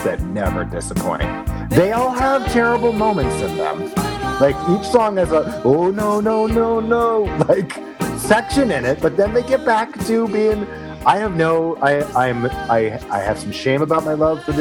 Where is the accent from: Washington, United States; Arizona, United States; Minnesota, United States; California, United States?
Washington, United States; Mercer Island; moved away; also born or lived in New York / Los Angeles; I'm from the next town over